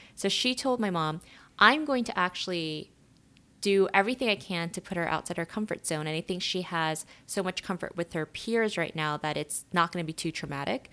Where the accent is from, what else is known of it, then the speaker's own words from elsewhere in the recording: New York, United States; also born or lived in South Korea; when I was growing up in New York